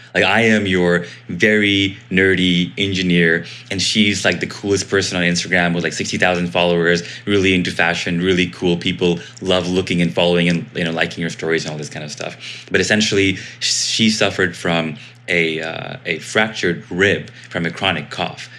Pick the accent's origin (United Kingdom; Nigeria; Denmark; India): India; I am Indian, and so because of being Indian, we love being super, super scrappy